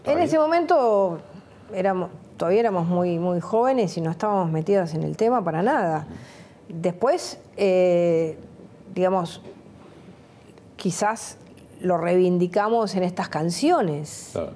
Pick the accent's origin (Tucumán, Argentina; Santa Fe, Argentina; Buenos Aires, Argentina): Buenos Aires, Argentina; yo venía de un, de un, mundo donde para mí la ciudad de Buenos Aires se terminaba en la calle Córdoba. Yo vivía en Mansilla y Porredón